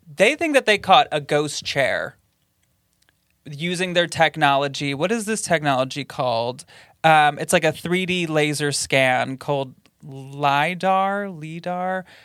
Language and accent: English; Grand Rapids, Michigan, United States; my hometown of Grand Rapids, Michigan